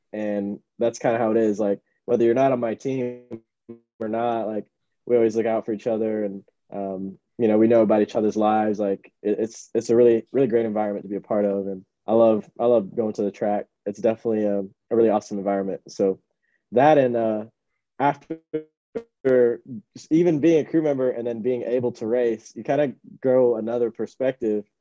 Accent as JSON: {"language": "English", "town": "Miami", "region": "Florida", "country": "United States", "tie": "born or raised there", "said": "so I grew up in Miami, so uh, definitely mostly predominantly Hispanic"}